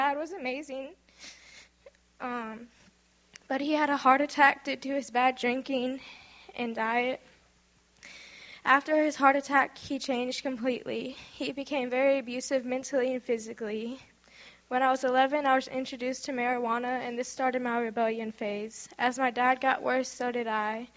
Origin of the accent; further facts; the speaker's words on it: Houston, Texas, United States; I'm 18, and I'm from Houston, Texas